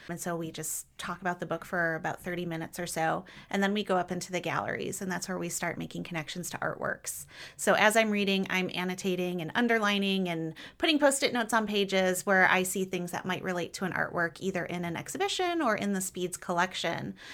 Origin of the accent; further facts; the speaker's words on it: Michigan, United States; moved away as an adult; also born or lived in Dallas / Cincinnati; now in Louisville, United States; I grew up in Michigan